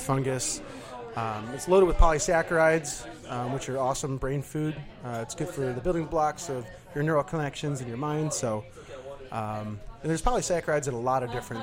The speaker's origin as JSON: {"language": "English", "town": "Livonia", "region": "Michigan", "country": "United States", "tie": "born or raised there", "also_born_or_lived": "Detroit, Michigan / Pinckney, Michigan / Ann Arbor, Michigan", "lives_now": "Ypsilanti, United States", "said": "Born in Detroit, raised in Livonia, and then we bounced out, built a house out in Pinckney, out in the middle of nowhere."}